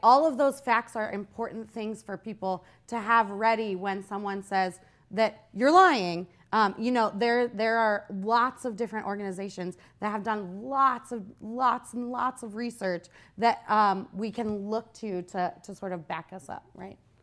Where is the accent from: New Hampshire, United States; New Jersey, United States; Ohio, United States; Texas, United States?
Ohio, United States; Youngstown; I grew up in Youngstown